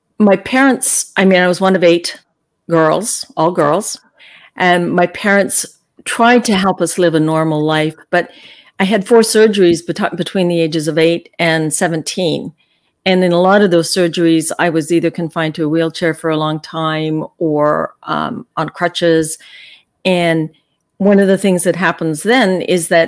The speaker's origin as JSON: {"language": "English", "town": "Calgary", "region": "Alberta", "country": "Canada", "tie": "born or raised there", "said": "I was born and raised in Calgary"}